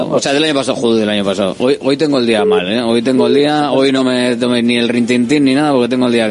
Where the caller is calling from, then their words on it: Getxo, Basque Country, Spain; de Guecho.